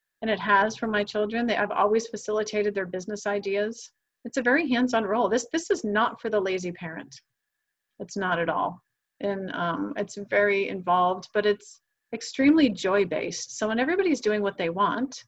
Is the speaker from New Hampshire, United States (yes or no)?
yes; New Hampshire, United States; moved away as an adult; now in Miami, United States; I'm from New Hampshire